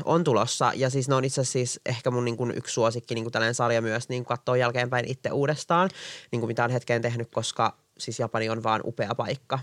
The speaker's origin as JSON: {"language": "Finnish", "town": "Espoo", "region": "Uusimaa", "country": "Finland", "tie": "born or raised there", "lives_now": "Helsinki, Finland", "said": "Mä oon syntynyt Espoossa, mä oon asunut koko ikäni niin kuin Espoossa"}